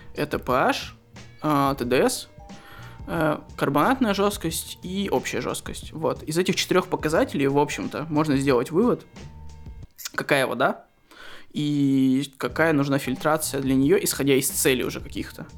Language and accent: Russian; Krasnoyarsk, Krasnoyarsk Krai, Russia; now in Moscow, Russia; я из Красноярска